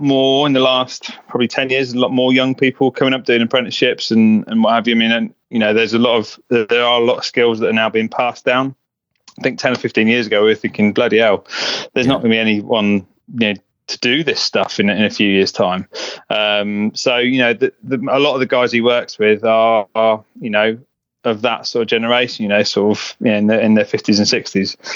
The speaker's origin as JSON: {"language": "English", "area": "Buckinghamshire", "region": "South East England", "country": "United Kingdom", "tie": "born or raised there", "said": "I grew up in um, in Buckinghamshire, which is kind of northwest of London, just a little a little village."}